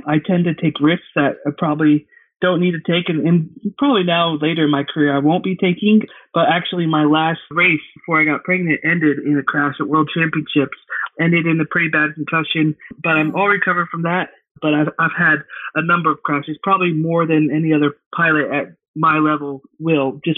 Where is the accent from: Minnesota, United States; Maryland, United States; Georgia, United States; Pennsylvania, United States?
Georgia, United States; I'm from Georgia